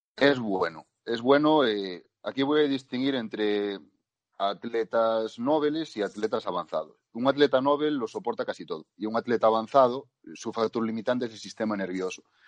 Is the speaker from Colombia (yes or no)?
no; Spain; nosotros que somos de España